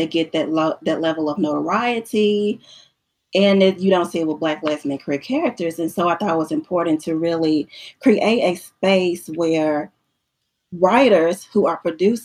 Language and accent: English; the South, United States; also born or lived in Middle Tennessee; I'm from the South, Stephanie is from the South, and at that point in time, we both were living in the South.